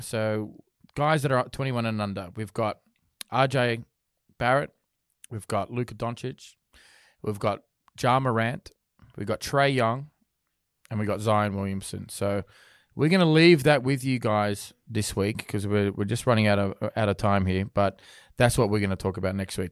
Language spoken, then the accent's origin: English; Sydney, New South Wales, Australia; I'm from Sydney